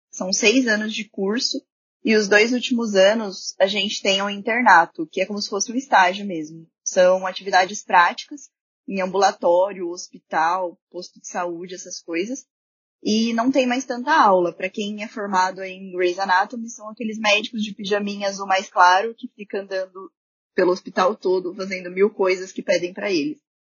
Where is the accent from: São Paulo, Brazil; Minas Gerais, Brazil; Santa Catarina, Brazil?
São Paulo, Brazil; Marília; moved away as an adult; now in Santo André, Brazil; eu sou de Marília, que é uma cidade no interior de São Paulo, e atualmente eu moro em Santo André